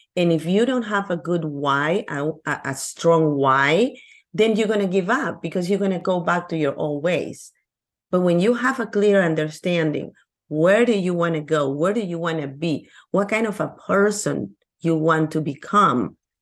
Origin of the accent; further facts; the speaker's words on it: Lima, Peru; English is a second language; now in United States; I'm from Peru, Lima, Peru, in South America.